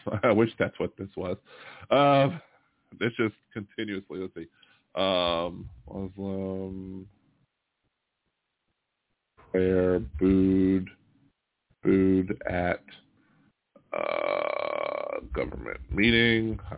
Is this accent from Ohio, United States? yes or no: yes; Ohio, United States; moved away as an adult; now in California, United States; I'm from Ohio, uh, but lived in California for 40 years